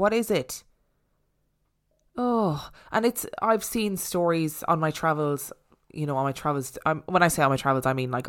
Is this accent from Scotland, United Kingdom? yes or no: yes; Inverness, Scotland, United Kingdom; I'm originally from Inverness in the Highlands of Scotland, and this is close to Loch Ness, famous for the notorious monster.